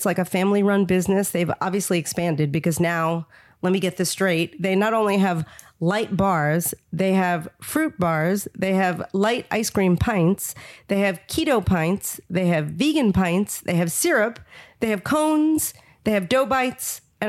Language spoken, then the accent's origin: English; New York, United States; And I'm a New Yorker